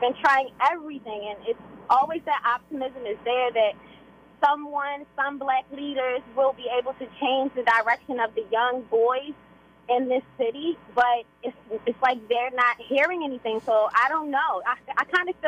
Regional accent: Maryland, United States; also born or lived in Baltimore; I'm from Maryland. I grew up in Maryland, but I also live in Baltimore City.

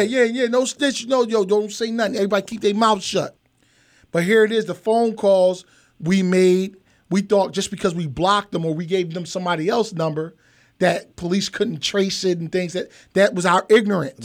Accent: Philadelphia, Pennsylvania, United States; I'm from Philadelphia, Pennsylvania.

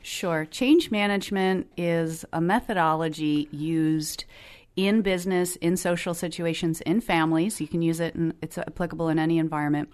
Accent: New Jersey, United States; moved away as an adult; also born or lived in Philadelphia, Pennsylvania; I grew up on the East Coast

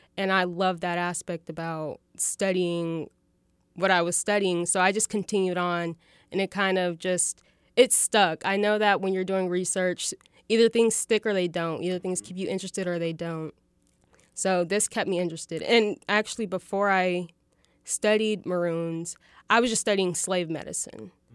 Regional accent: Fayetteville, Arkansas, United States; I was born and raised here in Fayetteville

